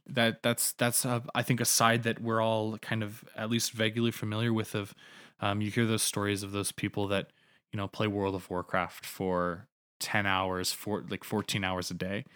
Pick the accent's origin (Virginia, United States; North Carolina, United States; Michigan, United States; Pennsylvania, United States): North Carolina, United States; moved away as an adult; also born or lived in Canada; now in Calgary, Canada; growing up in North Carolina